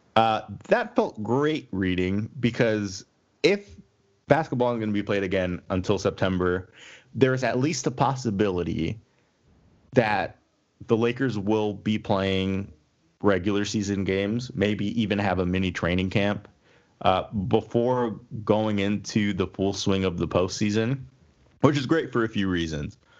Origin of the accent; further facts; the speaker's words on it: Indiana, United States; I'm from Indiana